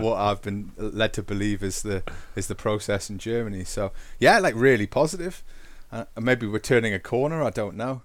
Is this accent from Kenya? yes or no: no; England, United Kingdom; we are English. Different types of English, but English for sure